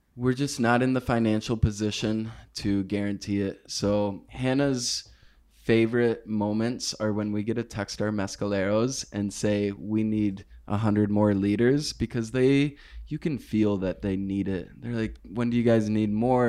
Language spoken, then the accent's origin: English; United States; I am from the States, and I'm not from Oaxaca